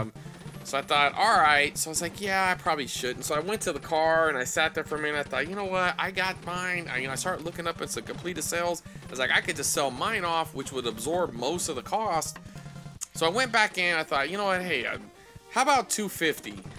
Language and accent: English; Fresno, California, United States; my hometown is Fresno.